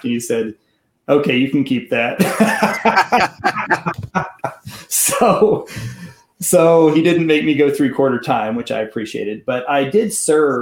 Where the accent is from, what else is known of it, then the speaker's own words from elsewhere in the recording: Kansas City, Kansas, United States; I was appointed to Trinity in Kansas City, Kansas. I had a chance to come home to my hometown